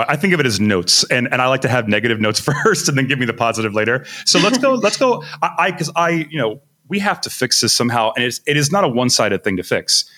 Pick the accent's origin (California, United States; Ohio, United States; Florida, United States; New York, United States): Florida, United States; Miami; I come from Miami